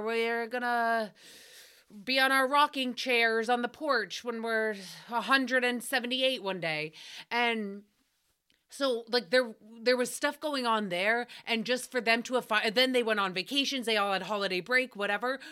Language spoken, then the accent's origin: English; New England, United States; I grew up in New England